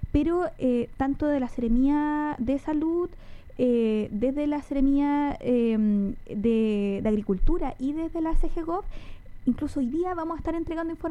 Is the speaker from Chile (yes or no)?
yes; Chile; nosotros y nosotras como chilenas, yo creo y chilenos, nos dejamos estar de repente